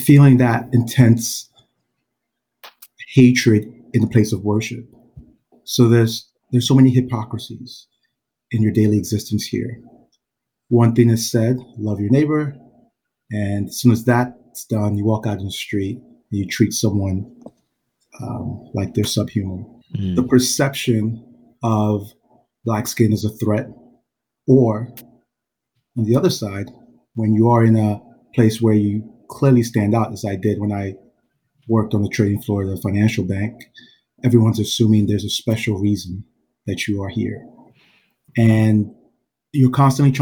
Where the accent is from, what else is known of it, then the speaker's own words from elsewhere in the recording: Georgia, South Carolina, United States; also born or lived in Nigeria; I'm from Nigeria, moved here to the South, South Carolina, Georgia from Nigeria. Very difficult transition. So growing up, those formative years there